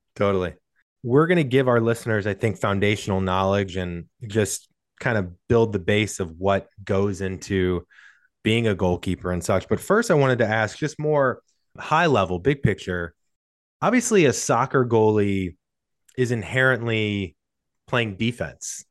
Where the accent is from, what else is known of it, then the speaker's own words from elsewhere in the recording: St. Louis, Missouri, United States; moved away; I'm from St. Louis originally